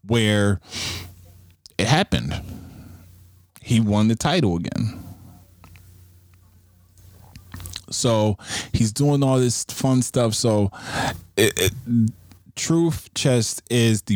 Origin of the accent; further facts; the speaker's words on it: Buffalo, New York, United States; my hometown where I'm at right now. They will be in Buffalo